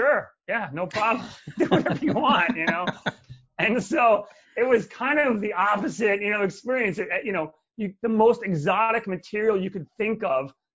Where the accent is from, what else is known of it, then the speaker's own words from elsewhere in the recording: New York City, New York, United States; when I was growing up in New York City.